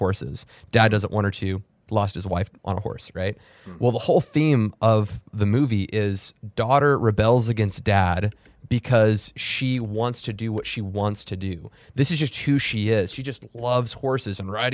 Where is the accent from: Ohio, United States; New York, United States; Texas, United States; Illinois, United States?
Texas, United States; I'm from Texas.